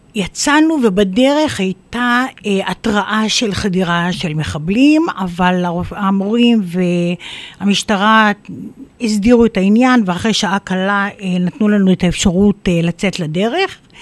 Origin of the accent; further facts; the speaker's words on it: Biriya, Northern District, Israel; also born or lived in Safed; אני ילידת uh, ביריה